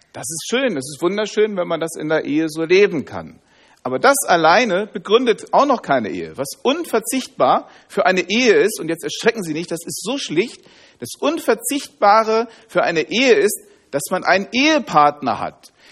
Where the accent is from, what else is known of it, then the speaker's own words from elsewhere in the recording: Hanover, Lower Saxony, Germany; Ich komme aus Hannover